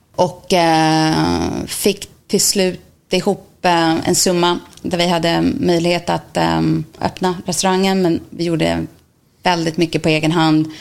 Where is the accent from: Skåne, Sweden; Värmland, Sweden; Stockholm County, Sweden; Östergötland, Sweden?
Stockholm County, Sweden; Täby; moved away as an adult; now in New York, United States; jag är från Täby, Stockholm. Flyttade till New York